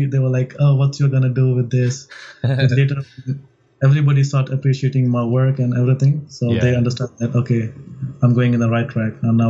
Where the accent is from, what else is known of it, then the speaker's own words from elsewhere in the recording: India; moved away; But it's quite different for me because I'm from India.